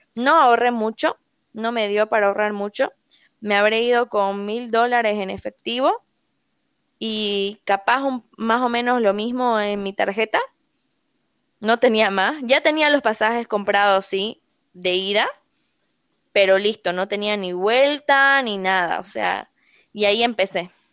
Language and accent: Spanish; Santa Cruz de la Sierra, Santa Cruz, Bolivia; toda mi familia es argentina, yo soy la primera boliviana de mi familia, entonces siempre nos íbamos de viaje, o sea, te hablo de viajes súper baratos, nos íbamos en bus desde Santa Cruz a Buenos Aires